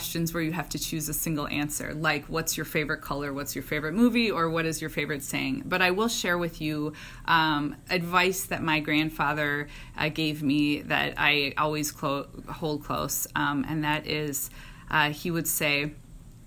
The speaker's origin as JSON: {"language": "English", "region": "Minnesota", "country": "United States", "tie": "born or raised there", "said": "I am a Minnesotan. I grew up here, and I love this place and the state"}